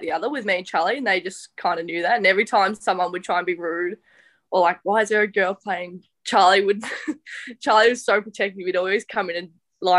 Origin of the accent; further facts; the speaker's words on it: Wallington, Victoria, Australia; Wallington, but no one ever knows where that is